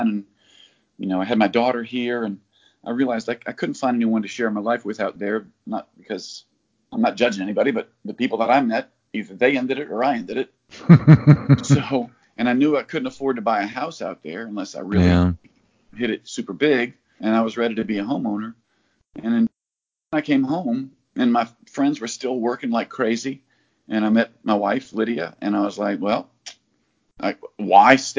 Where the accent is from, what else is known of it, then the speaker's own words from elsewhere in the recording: Louisiana, United States; moved away as an adult; also born or lived in Los Angeles, California; I knew when I moved from Louisiana to go out there